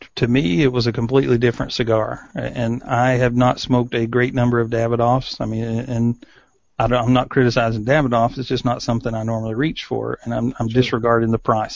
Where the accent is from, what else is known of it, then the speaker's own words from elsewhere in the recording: East Tennessee, United States; I grew up in East Tennessee